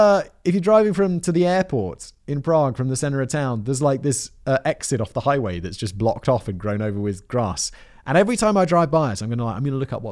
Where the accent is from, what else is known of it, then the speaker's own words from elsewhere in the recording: Rotherham, Yorkshire and the Humber, United Kingdom; Back when I was a teenager growing up in Rotherham, I used to hang around with a group of reprobates in a place we called Happy Corner.